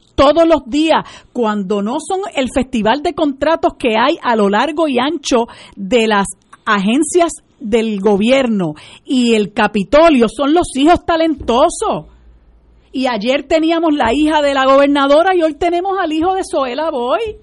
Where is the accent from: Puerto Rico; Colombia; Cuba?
Puerto Rico; aquí en Puerto Rico nosotros tomamos esa decisión, lo discutimos nosotros como puertorriqueños